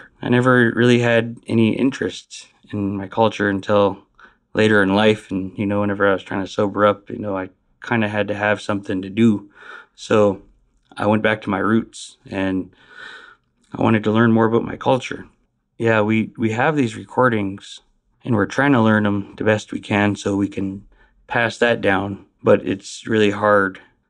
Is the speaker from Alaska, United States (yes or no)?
yes; Tyonek, Alaska, United States; I'm from Tyonek, Alaska. Tyonek is located 60 air miles southwest of Anchorage on the west banks of Cook Inlet. We are Dena'ina Athabascan